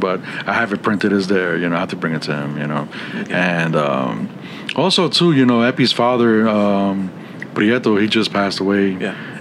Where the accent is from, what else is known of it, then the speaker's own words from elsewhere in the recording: New York, United States; moved away as an adult; now in San Antonio, United States; I'm Puerto Rican, and I'm from New York